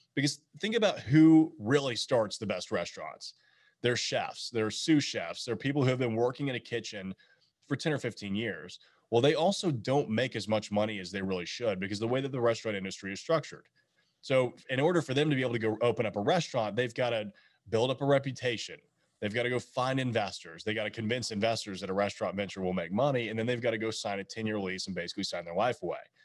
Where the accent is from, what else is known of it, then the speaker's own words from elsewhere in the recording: Nashville, Tennessee, United States; coming from Nashville, growing up in Nashville